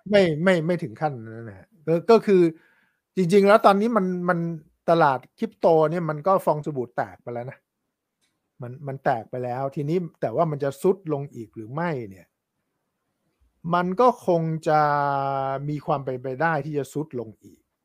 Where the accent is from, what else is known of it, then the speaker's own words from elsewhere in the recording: Thailand; also born or lived in New York; เราคนไทย